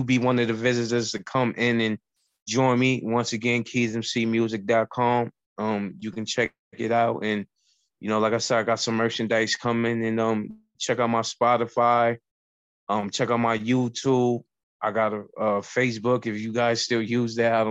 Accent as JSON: {"language": "English", "town": "New York City", "region": "New York", "country": "United States", "tie": "born or raised there", "also_born_or_lived": "Bronx, New York", "said": "I'm from the Bronx, but I was raised in Harlem. And I also was born in Harlem"}